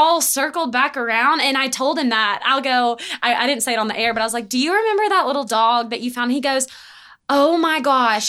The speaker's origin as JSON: {"language": "English", "town": "Maryville", "region": "Tennessee", "country": "United States", "said": "I am from Maryville. It's not Knoxville."}